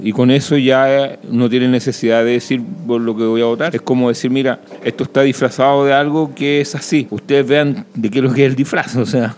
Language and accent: Spanish; Chile